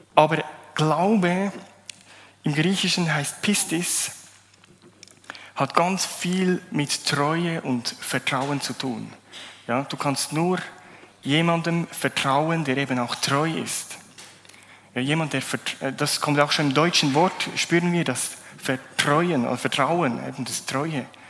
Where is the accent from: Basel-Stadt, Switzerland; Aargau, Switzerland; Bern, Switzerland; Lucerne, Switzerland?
Bern, Switzerland; Bernese Oberland, Switzerland; moved away as an adult; also born or lived in Zurich area; Ich komme aus dem Berner Oberland, bin vor acht Jahren hierher gezogen, habe eine schöne Zürcherin geheiratet